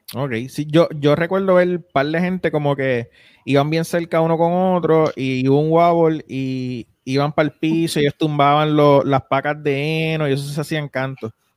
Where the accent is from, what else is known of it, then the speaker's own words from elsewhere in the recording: Isabela, Puerto Rico; yo soy de Isabela